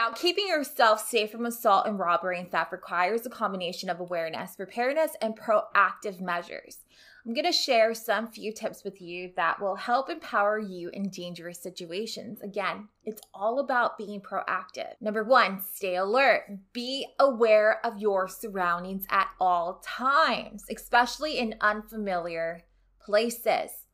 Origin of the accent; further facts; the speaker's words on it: Rio Grande Valley, Texas, United States; moved away as an adult; now in Houston, United States; I'm from the Rio Grande Valley